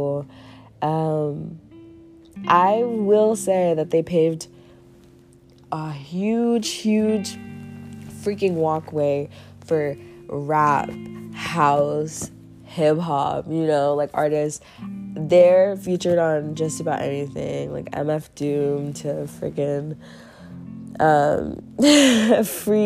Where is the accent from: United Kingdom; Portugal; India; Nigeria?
Nigeria; I am from Nigeria